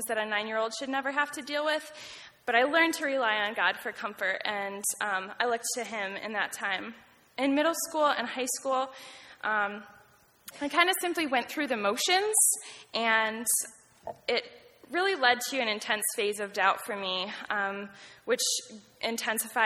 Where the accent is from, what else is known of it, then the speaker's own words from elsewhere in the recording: Nunda, New York, United States; I grew up close by on Nunday, New York, about 30 minutes away